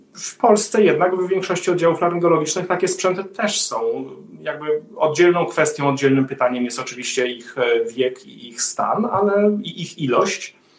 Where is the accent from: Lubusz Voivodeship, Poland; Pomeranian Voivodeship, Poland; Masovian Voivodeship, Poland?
Masovian Voivodeship, Poland; Warsaw; moved away as an adult; now in Sweden; jestem warszawiakiem z urodzenia